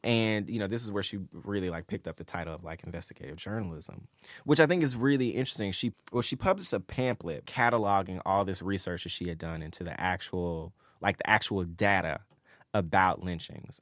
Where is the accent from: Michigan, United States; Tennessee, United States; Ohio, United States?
Tennessee, United States; Memphis; I'm from Memphis